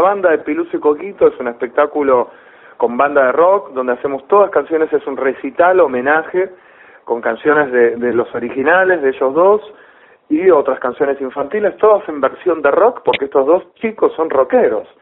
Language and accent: Spanish; Rosario, Santa Fe, Argentina; moved away; yo vivía en Rosario, porque yo soy de Rosario.